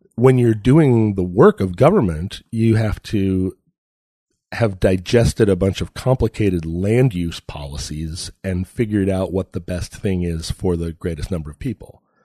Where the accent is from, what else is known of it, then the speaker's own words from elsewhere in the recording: Alaska, United States; I grew up in Alaska